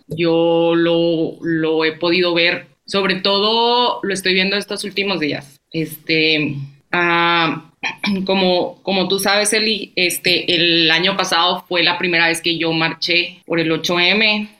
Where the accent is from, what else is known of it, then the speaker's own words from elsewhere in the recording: Chihuahua, Mexico; also born or lived in Nicaragua; soy de Chihuahua, México